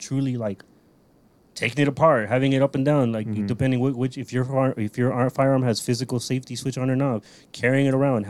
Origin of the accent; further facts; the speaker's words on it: United States; I'm fucking American